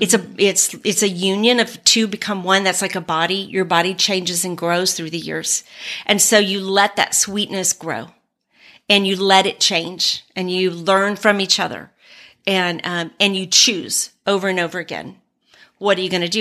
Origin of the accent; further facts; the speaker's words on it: San Antonio, Texas, United States; moved away as an adult; also born or lived in New Mexico / Germany; we're both from Texas, from San Antonio